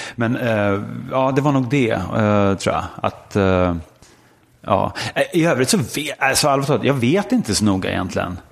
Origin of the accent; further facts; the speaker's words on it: Stockholm, Stockholm County, Sweden; also born or lived in Östermalm, Stockholm / United States; jag föddes på Sankt Eriks sjukhus på Kungsholmen. Växte upp i Bromma, samma kåk, tills jag var 15.